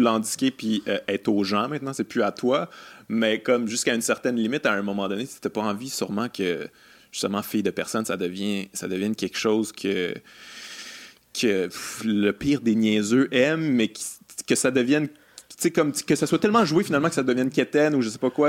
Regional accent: Quebec City, Quebec, Canada; moved away; je viens de Québec aussi

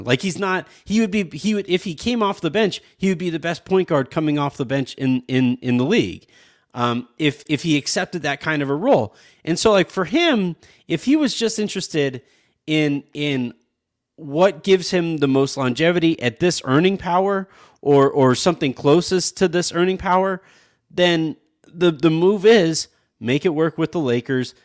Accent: Los Angeles, California, United States; born or raised there

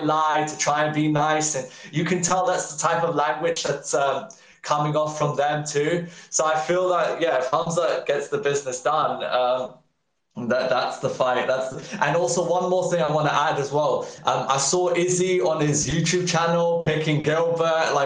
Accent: United Kingdom; I'm British

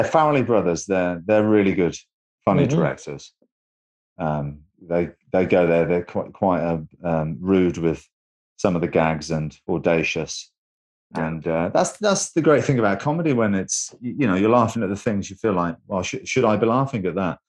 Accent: England, United Kingdom; I'm from England

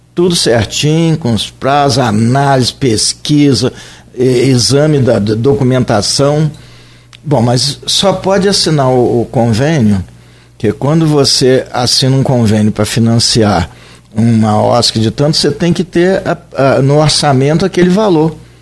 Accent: Santa Cruz, Brazil; eu sou nascido em Santa Cruz

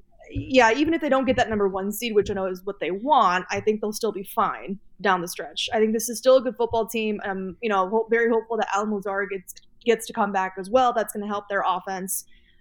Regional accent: Gainesville, Florida, United States; born there; I was born in Gainesville, which is why I'm a Gator fan.

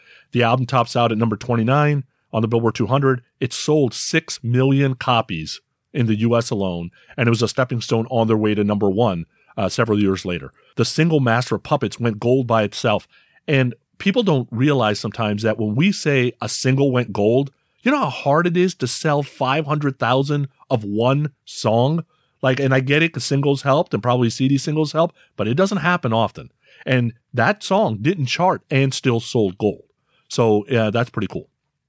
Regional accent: San Francisco, California, United States; I'm from San Francisco

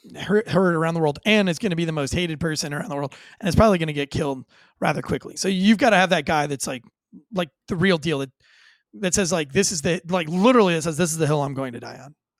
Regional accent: United States

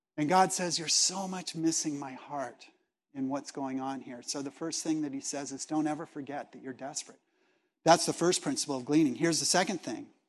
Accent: Los Angeles, California, United States; I was born in Los Angeles

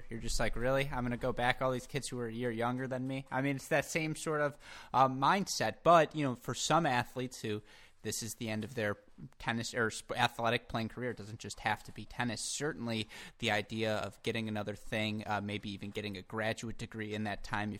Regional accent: Michigan, United States; my home state of Michigan

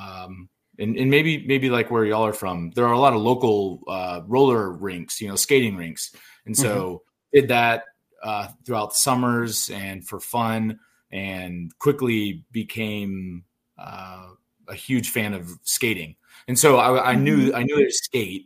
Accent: Dallas, Texas, United States; growing up, born and raised in the Dallas area

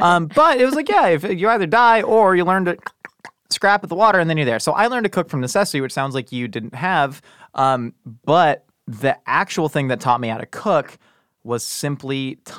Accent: Columbia, Maryland, United States; born there; No, I was born in Columbia, Maryland.

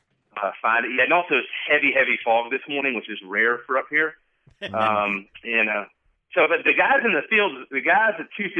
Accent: Georgia, United States; moved away as an adult; also born or lived in Washington; now in Seattle, United States; I'm from Georgia, born and raised

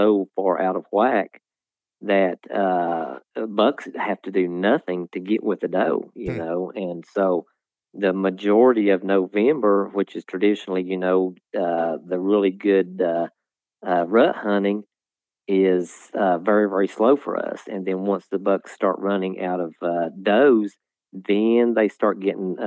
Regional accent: Virginia, United States; here in my home state

